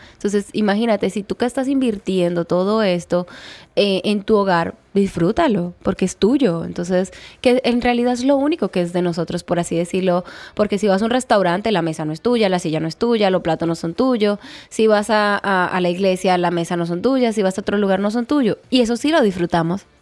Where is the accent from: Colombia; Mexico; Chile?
Colombia; moved away as an adult; now in Dominican Republic; Yo soy de Colombia y llevo cinco años aquí en esta hermosa isla